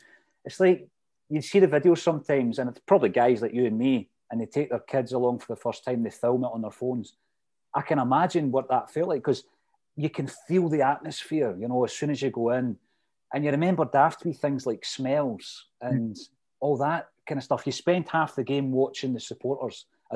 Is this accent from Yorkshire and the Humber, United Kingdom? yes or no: no; Fife, Scotland, United Kingdom; I'm from Fife